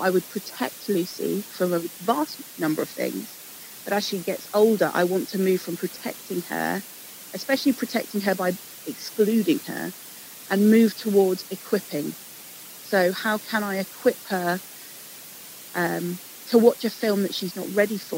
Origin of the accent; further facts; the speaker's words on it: England, United Kingdom; Growing up in England